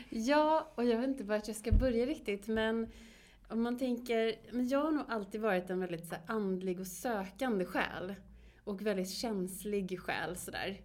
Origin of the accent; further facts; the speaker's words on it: Borås, Västra Götaland, Sweden; also born or lived in Varberg; vi är uppvuxna i Borås